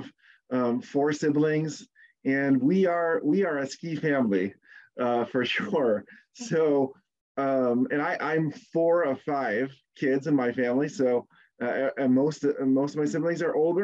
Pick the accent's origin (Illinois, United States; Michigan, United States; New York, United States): Michigan, United States; Southeast; I grew up in Southeast Michigan